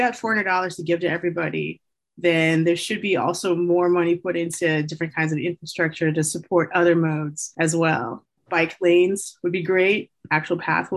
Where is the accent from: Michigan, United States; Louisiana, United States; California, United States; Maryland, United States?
California, United States; Southern; also born or lived in Bay Area, California; I come from Southern California in particular, and I live in the Bay Area later in life